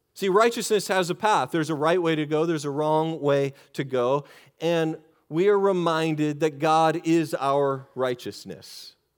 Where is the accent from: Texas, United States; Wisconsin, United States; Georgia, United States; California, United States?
Texas, United States; I'm from Texas.